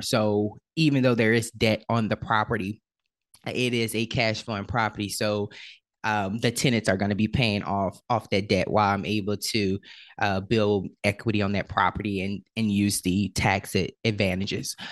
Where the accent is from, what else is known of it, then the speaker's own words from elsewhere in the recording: New Orleans, Louisiana, United States; I am originally from New Orleans, Louisiana, and unfortunately, in New Orleans, there is a huge issue with, um, with poverty. And so, I was born into the, uh, projects of New Orleans